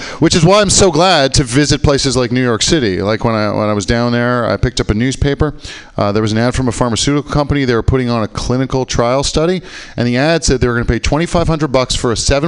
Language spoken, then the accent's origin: English; Canada; I am from Canada